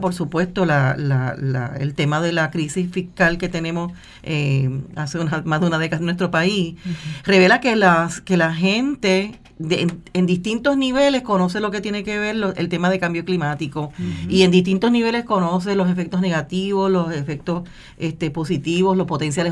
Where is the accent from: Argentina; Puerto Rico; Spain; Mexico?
Puerto Rico; como puertorriqueños